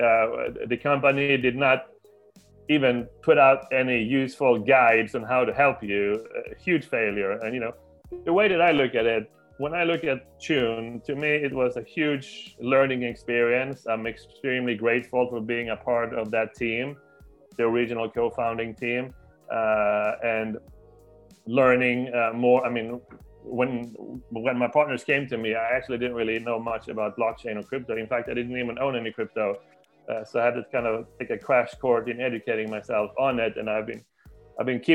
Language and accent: English; Sweden; I'm from Sweden, and I live most of the time in Sweden